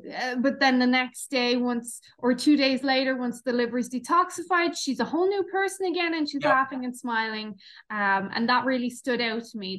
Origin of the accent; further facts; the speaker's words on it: Ireland; I've seen all angles being Irish